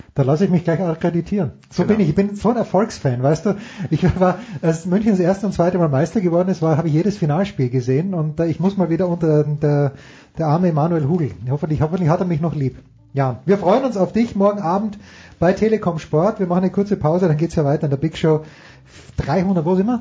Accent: Austria; ich komme aus Österreich

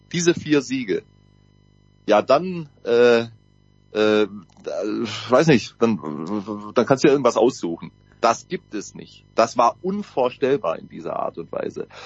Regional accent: Southern Germany, Germany; kommen wir aus Süddeutschland

